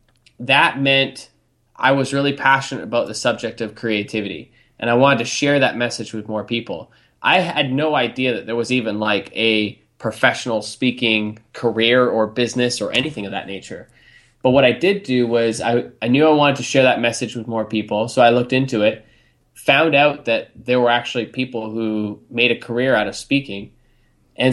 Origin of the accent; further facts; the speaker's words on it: Canada; also born or lived in England; we immigrated from England over to Canada when I was six